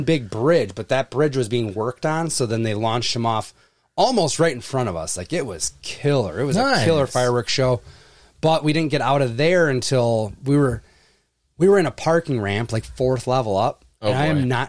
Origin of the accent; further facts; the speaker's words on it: Wisconsin, United States; because I'm from Wisconsin